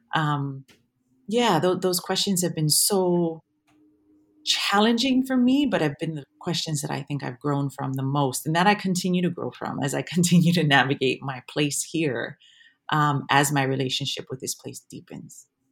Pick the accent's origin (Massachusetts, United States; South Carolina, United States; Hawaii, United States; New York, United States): Hawaii, United States; Waimea; moved away as an adult; now in Wellington, New Zealand; having been born and raised in Hawaii and being Hawaiian in Hawaii